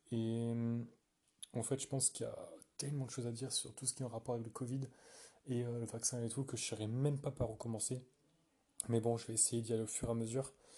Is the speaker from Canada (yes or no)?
no; France; je suis français